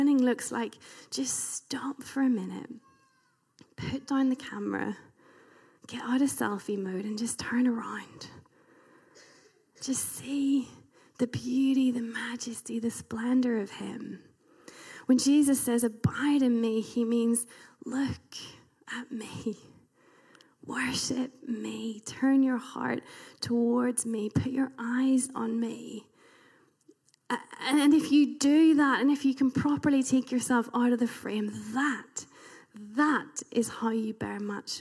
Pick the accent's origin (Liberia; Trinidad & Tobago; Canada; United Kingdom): United Kingdom; being British